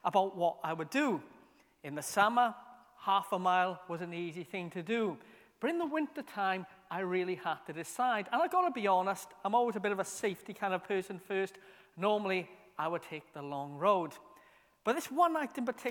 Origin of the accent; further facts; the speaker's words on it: Merthyr Tydfil, Wales, United Kingdom; when I was a kid growing up in Merthyr